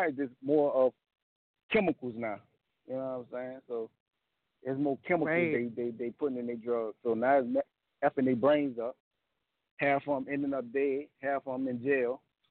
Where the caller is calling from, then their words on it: New Orleans, Louisiana, United States; What's up? New Orleans.